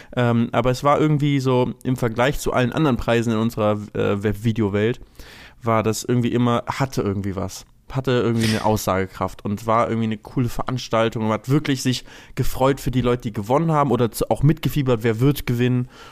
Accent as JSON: {"language": "German", "town": "Lübeck", "region": "Schleswig-Holstein", "country": "Germany", "tie": "born or raised there", "said": "ich komme ja aus Lübeck"}